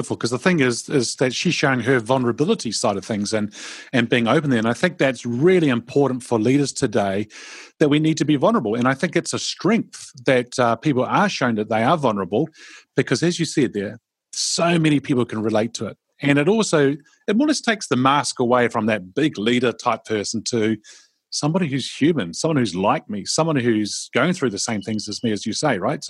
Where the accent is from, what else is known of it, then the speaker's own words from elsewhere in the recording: Karnataka, India; I always say to them, oh, I'm from Karnataka. And they look at me and they go, huh? And I go, yeah, I'm from Karnataka.